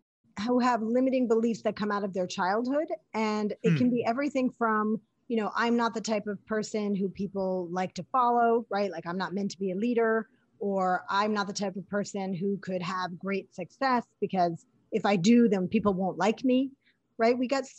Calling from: New York City, New York, United States; New York City, baby.

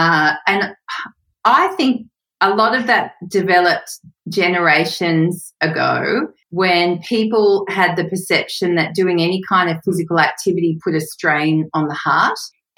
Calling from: Sydney, New South Wales, Australia; Hey, Sam. I'm in Newtown in Sydney, Australia.

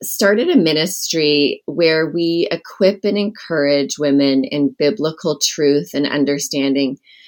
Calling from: Brush Prairie, Washington, United States; I'm calling in from Brush Prairie, Washington, where I live. It's a small community on the outskirts of Portland, Oregon.

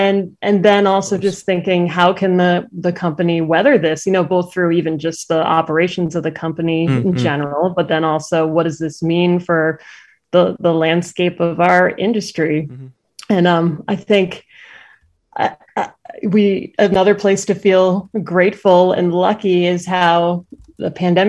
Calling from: Medford, Massachusetts, United States; I'm in Medford, Massachusetts right now, which okay. is just a little bit north of Boston.

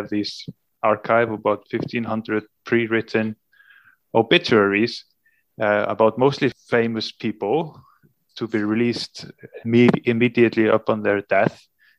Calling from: Húsavík, Northeastern Region, Iceland; I'm a reporter in Iceland. I'm currently speaking from Northern Iceland, from the town of Húsavík.

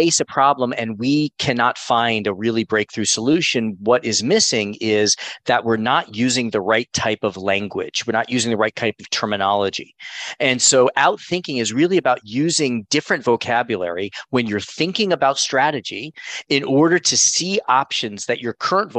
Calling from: Miami, Florida, United States; also born or lived in Connecticut; I'm calling in from Miami. I just moved last week from Connecticut to Miami with my family.

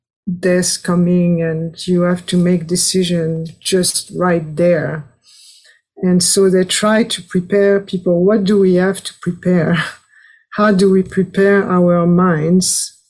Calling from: France; English is a second language; So I'm speaking from France, and also it's quite idyllic.

